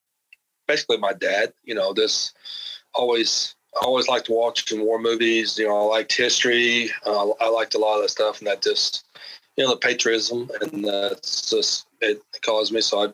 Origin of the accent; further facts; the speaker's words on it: Texas, United States; My dad kind of moved around, so I'm mostly in South Texas because of his job, but South Texas.